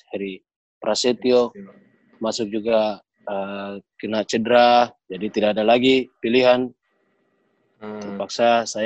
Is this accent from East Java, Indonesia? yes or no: no; Ternate, North Maluku, Indonesia; born there; saya pimpin teman-teman untuk datang ke Ternate saya punya punya target waktu datang ke tanah kelahiran saya sendiri sebagai lawan